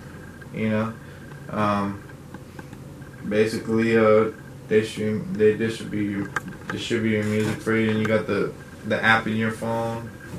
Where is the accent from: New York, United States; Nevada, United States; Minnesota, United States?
Nevada, United States; Reno; also born or lived in Oxnard, California; I grew up on Sutro and kind of the, I guess you would call it the hood of Reno.